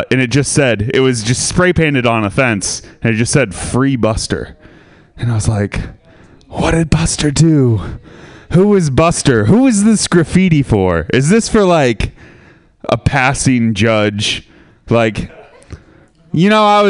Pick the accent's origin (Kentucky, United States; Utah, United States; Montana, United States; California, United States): California, United States; Sebastopol; I'm from Sebastopol.